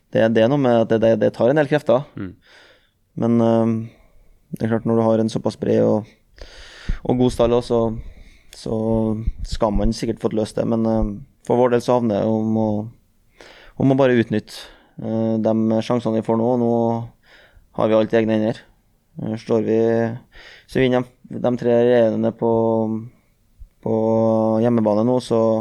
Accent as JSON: {"language": "Norwegian", "region": "Trøndelag", "country": "Norway", "said": "jeg er trønder"}